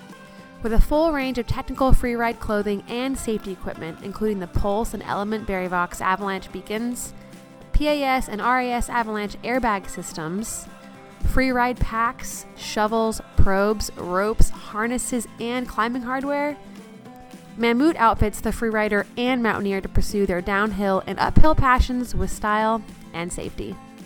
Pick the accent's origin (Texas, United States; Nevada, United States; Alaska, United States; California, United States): Alaska, United States; my home state, Alaska.